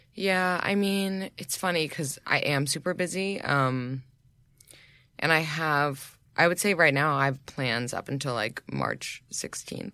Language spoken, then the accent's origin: English; New York, United States; I grew up in New York.